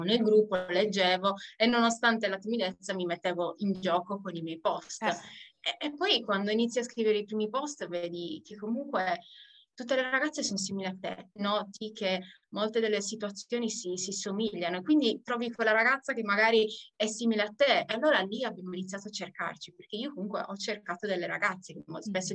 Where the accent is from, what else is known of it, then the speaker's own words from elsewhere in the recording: Sardinia, Italy; moved away; sono nata in Sardegna, ritornata in Sardegna dopo parecchi viaggi fuori per via della mia famiglia